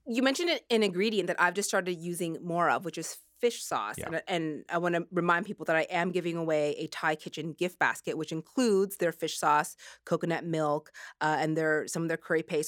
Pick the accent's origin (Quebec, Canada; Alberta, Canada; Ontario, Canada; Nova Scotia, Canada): Nova Scotia, Canada; moved away; I grew up in Nova Scotia